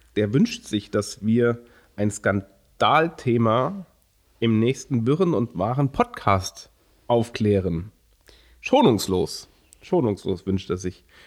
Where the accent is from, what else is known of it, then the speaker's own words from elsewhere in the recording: Germany; als Deutsche